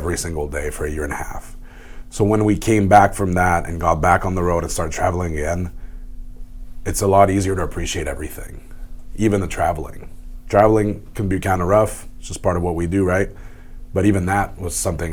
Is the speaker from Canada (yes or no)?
yes; Montreal, Quebec, Canada; in my hometown